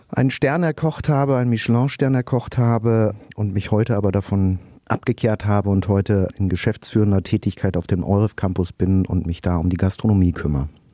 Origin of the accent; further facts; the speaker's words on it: Schermbeck, North Rhine-Westphalia, Germany; moved away as an adult; now in Berlin, Germany; ich bin in Schermbeck geboren